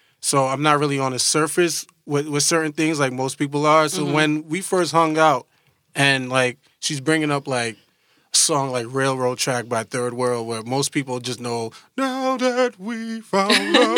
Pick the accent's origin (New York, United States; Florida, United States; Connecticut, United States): New York, United States; New York City; I'm from Brooklyn, New York. I grew up in Brooklyn, New York, but I come from a Guyanese background